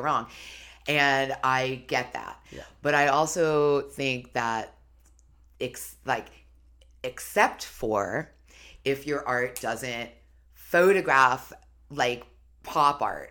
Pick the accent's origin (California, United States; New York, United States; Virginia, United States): New York, United States; New York City; I grew up in New York City